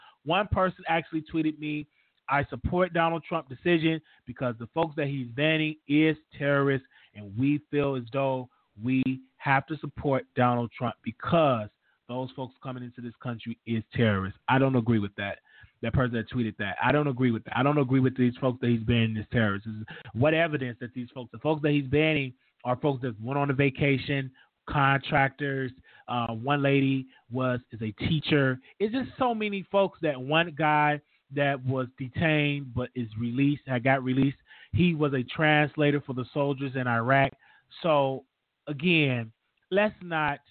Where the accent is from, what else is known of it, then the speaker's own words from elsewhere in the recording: United States; I'm an American.